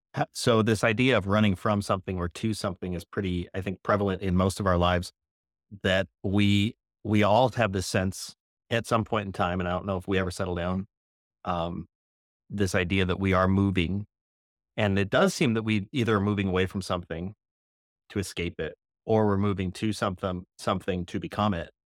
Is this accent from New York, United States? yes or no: no; outside Chicago, Illinois, United States; Outside of Chicago by about sixty or seventy miles west